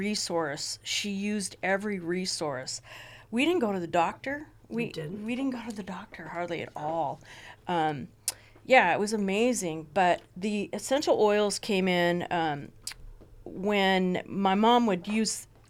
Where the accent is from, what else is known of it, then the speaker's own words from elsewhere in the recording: Ojai, California, United States; I grew up in Ojai